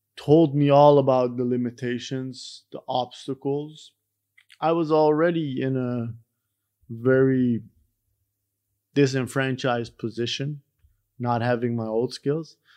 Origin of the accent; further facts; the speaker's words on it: Iran; moved away; I, myself, I'm from Iran